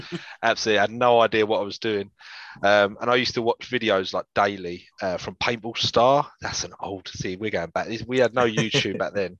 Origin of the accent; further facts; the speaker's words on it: London, United Kingdom; I'm from North London, in Infield particularly